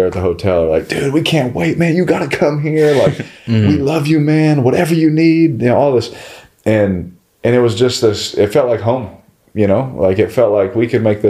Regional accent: Houston, Texas, United States; moved away; also born or lived in Bakersfield, California / Fresno, California / Central Valley, California; So now I'm living in Houston from fifth grade, 6th, 7th, 8th, 9th, 10th, 11th. I grew up in Houston

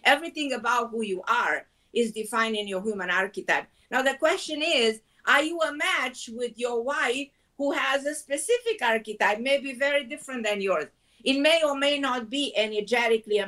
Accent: Romania; also born or lived in Israel; now in New York, United States; I was born in Romania

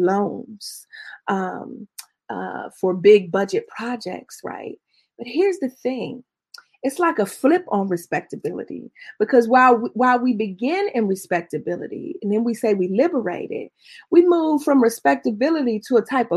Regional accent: Pittsburgh, Pennsylvania, United States; I'm not from Pittsburgh because that's where my people from. My people from Tifton, Georgia. My people from Randolph County, Georgia. That's where I'm the only person born above the Mason-Dixon line in my family

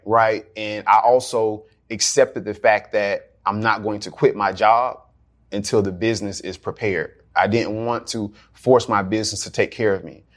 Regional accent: Jacksonville, Florida, United States; I grew up in Jacksonville

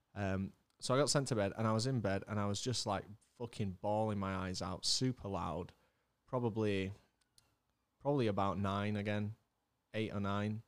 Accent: Leeds, Yorkshire and the Humber, United Kingdom; also born or lived in Germany; I came back from, uh, came back from Germany, started at Beeston Primary down the road

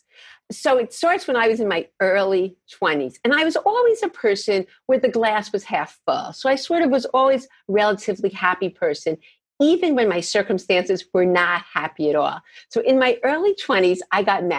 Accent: New York, United States; moved away as an adult; also born or lived in Boston / Minnesota / Chicago; I'm from New York

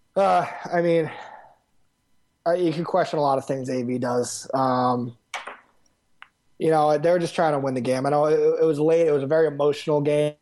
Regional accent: Westchester, New York, United States; moved away as an adult; now in Boston, United States; I'm originally from Westchester, New York.

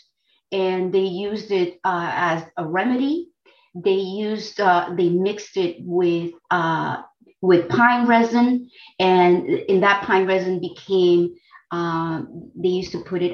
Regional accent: Dominican Republic; now in United States; I come from the Dominican Republic

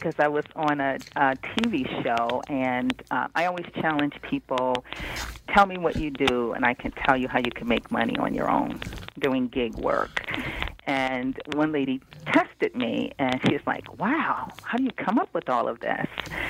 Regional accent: Cincinnati, Ohio, United States; I grew up in Cincinnati, Ohio. But I've been in the D.C. area for blah, blah, blah, many years.

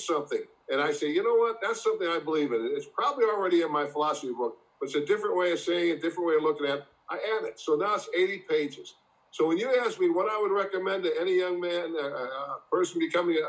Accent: Massillon, Ohio, United States; growing up in Massillon

